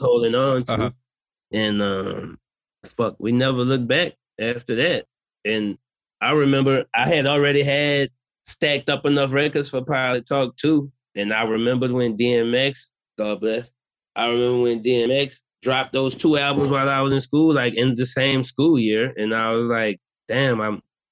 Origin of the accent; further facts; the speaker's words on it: New Orleans, Louisiana, United States; I'm from New Orleans